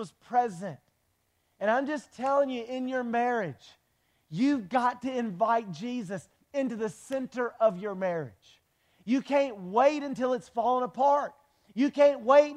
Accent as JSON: {"language": "English", "town": "Wilmington", "country": "United States", "said": "We're both from Wilmington."}